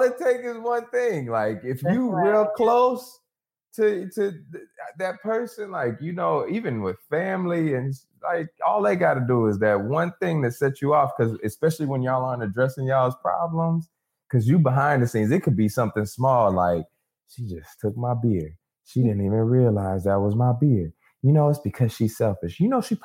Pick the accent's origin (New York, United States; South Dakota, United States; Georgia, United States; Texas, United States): Texas, United States; near Galveston; Galveston, Texas, about 30 minutes outside of where I grew up